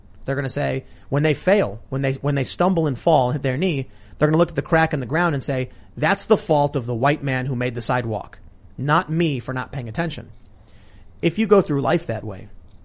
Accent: Chicago, Illinois, United States; growing up in Chicago

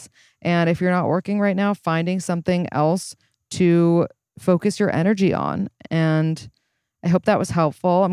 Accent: New York, United States; I was born and raised in New York

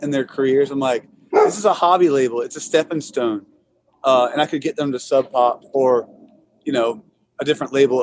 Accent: Irmo, South Carolina, United States; I'm from Irmo. They're like rival football schools, like just down the street from one another

